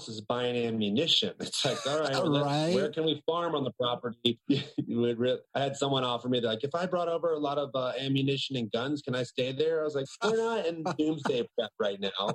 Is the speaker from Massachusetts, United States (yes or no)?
no; Outer Banks, North Carolina, United States; I grew up on a small island off the coast of North Carolina. It's called the Outer Banks